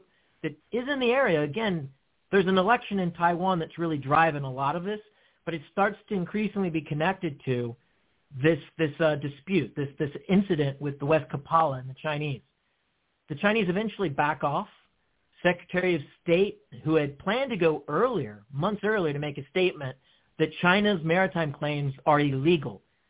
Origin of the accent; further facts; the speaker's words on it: Guam; moved away; in my formative years, I grew up in Guam